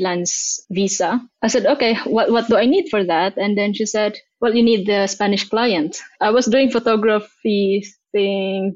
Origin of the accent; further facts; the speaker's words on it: Manila, Metro Manila, Philippines; moved away as an adult; now in Barcelona, Spain; I grew up in Manila, so buzzy, you know, noisy